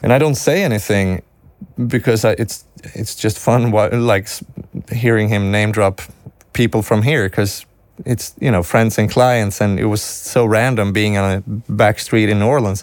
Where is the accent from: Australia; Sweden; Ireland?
Sweden; English is a second language